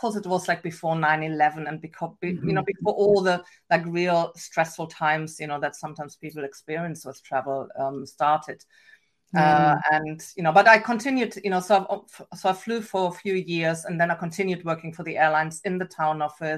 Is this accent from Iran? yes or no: no; Germany; accent: German; English is a second language; moved away as an adult; also born or lived in England / Canada; now in Pacific Northwest, United States; I have an accent. I never lost my German accent.